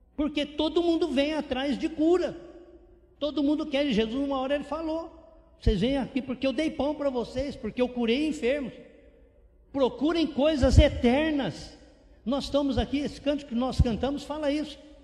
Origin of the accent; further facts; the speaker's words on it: interior of São Paulo, Brazil; moved away as an adult; also born or lived in São José do Rio Preto; now in Romania; Eu fui criado, nasci em São Paulo, capital, e lá vivi 46 dias. Depois meus pais mudaram para uma cidadezinha de 3 mil habitantes, lá no interior de São Paulo.